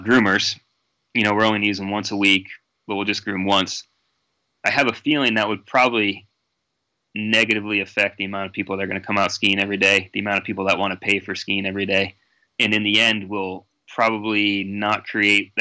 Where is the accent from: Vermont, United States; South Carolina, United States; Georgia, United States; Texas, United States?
Vermont, United States; I'm a sea level guy, you know, born and raised in Vermont.